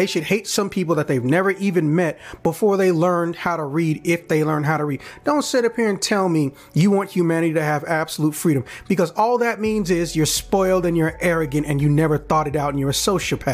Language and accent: English; Chicago, Illinois, United States; I'm from Chicago